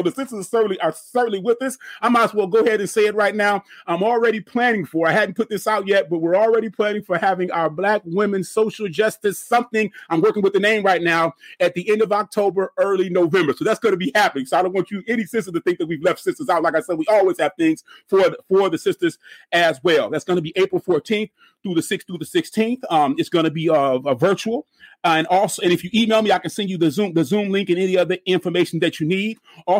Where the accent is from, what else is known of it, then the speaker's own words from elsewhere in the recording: Flint, Michigan, United States; Again, I'm from Flint.